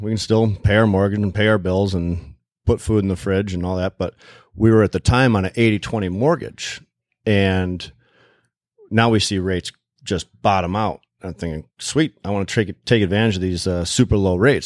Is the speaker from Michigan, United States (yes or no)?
yes; Plymouth, Michigan, United States; also born or lived in Canton, Michigan / Kalamazoo, Michigan; I grew up in Plymouth, and we were living in Canton at the time